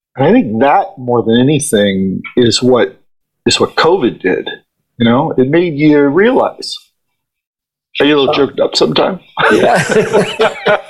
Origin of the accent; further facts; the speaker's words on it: Ohio, United States; moved away as an adult; now in New York, United States; I'm from Ohio, and I I came to New York to follow my dream